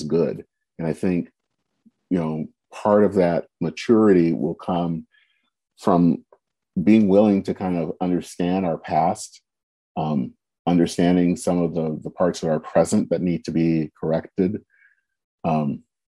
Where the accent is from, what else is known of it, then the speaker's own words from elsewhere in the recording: United States; being African-American